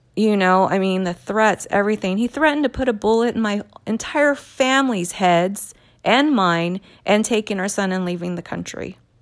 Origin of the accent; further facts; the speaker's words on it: California, United States; I was born and raised here in California